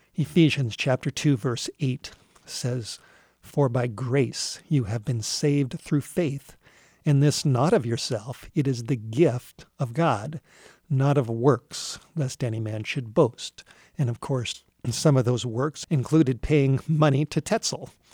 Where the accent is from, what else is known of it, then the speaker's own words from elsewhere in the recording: Los Angeles, California, United States; I grew up in Southern California in the Hollywood Hills